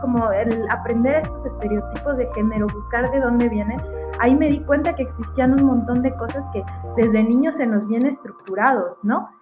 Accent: Mexico; como mujer mexicana, latinoamericana

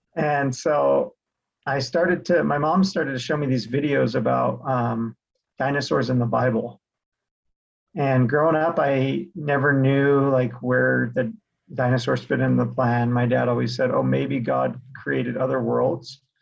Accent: Sandy, Utah, United States; also born or lived in South Jordan, Utah; was born and raised in Salt Lake City, Utah, actually, Sandy

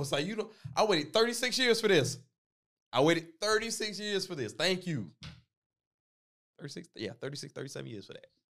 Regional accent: the South, United States; growing up in the South

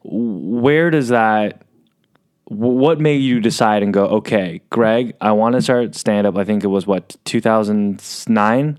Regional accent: San Diego, California, United States; I'm from San Diego

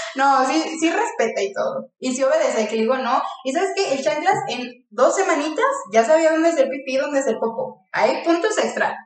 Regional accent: León, Guanajuato, Mexico; now in Guadalajara, Mexico; soy de León, Guanajuato

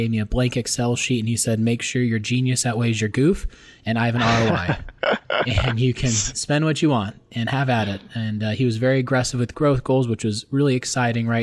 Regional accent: Glendale, Arizona, United States; also born or lived in Peoria, Arizona; born and raised in Glendale, Arizona

